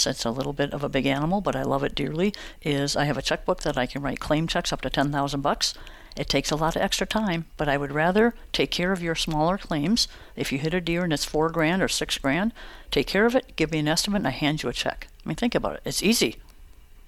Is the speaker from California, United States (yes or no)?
no; Chippewa Falls, Wisconsin, United States; now in Menomonie, United States; I grew up in Chippewa Falls, so just 30 minutes from here